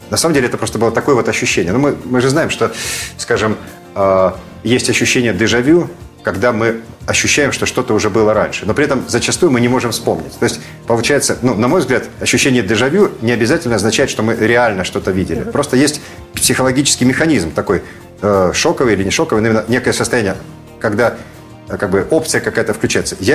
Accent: Crimea, Ukraine; born there; потому что я человек вообще южный, я родился в Крыму

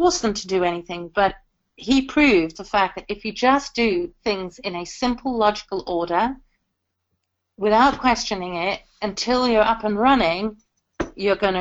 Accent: South Africa; now in United Kingdom; I'm South African by birth, and I have African music in my bones

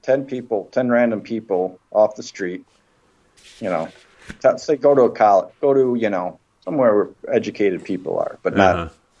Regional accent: Michigan, United States; also born or lived in Boston; Yeah, I moved to Michigan. Okay. I'm originally from Michigan.

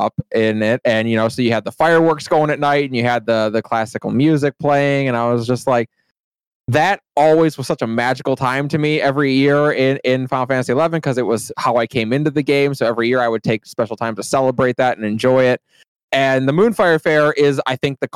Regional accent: Midwest, United States

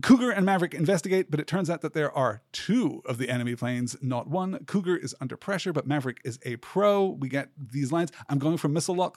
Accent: United Kingdom; growing up in Britain

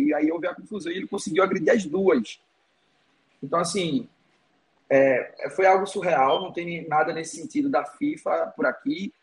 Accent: Pernambuco, Brazil; moved away as an adult; now in Lisbon, Portugal; eu sou pernambucano

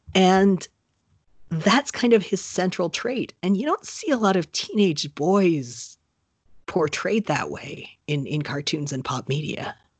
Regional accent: Florida, United States; I moved there just before I turned seven.

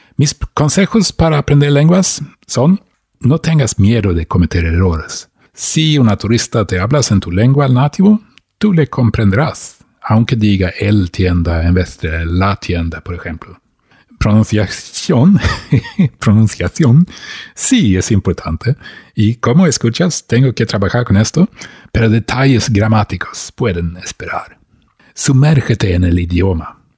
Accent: Sweden; Spanish is a second language; de Suecia

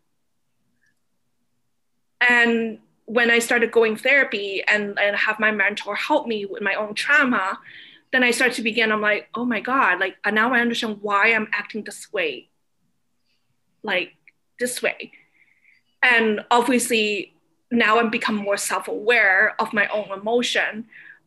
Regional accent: Toronto, Ontario, Canada; also born or lived in Hong Kong; as kids, when we grew up here

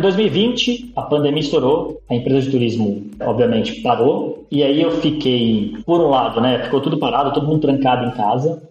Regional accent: São Paulo, Brazil; now in Portugal; Eu sou de São Paulo, da capital, da zona leste, do Belenzinho, depois eu mudei pra Moca

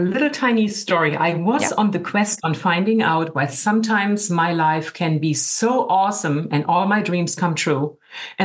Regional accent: Germany; now in California, United States; I'm originally from Germany

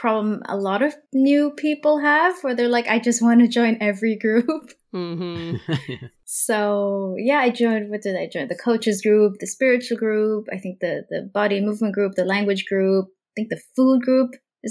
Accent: Laos; And I think growing up in Laos for the longest period, you know, it was, you know, a communist Southeast Asian country.

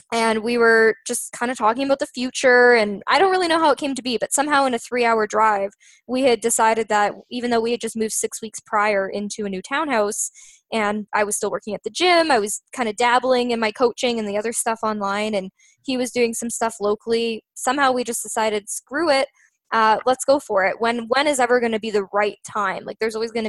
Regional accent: Canada; we're Canadian

